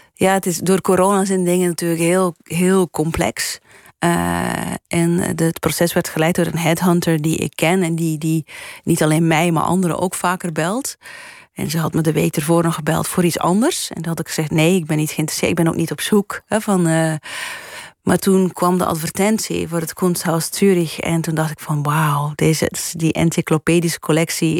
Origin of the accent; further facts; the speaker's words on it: Flanders, Belgium; moved away as an adult; also born or lived in United States; now in Netherlands; ik ben Belg